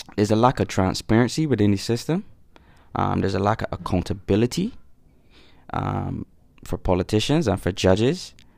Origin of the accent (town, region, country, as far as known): Barbados